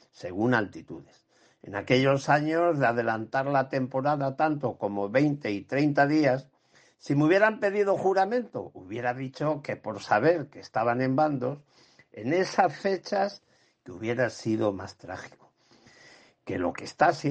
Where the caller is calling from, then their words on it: Ciudad Real, Castilla-La Mancha, Spain; de Ciudad Real.